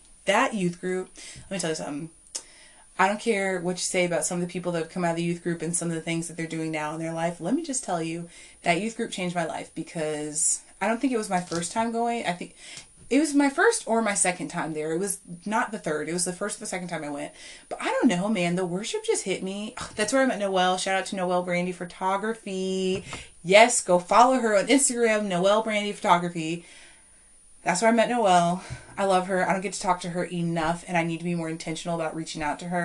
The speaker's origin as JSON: {"language": "English", "town": "Culpeper", "region": "Virginia", "country": "United States", "tie": "born or raised there", "said": "here to Culpeper, my hometown"}